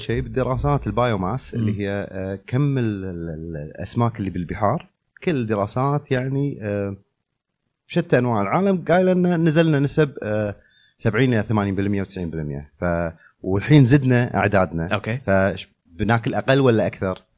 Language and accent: Arabic; Kuwait; انا شخصيا لما كنت صغير آه، بالكويت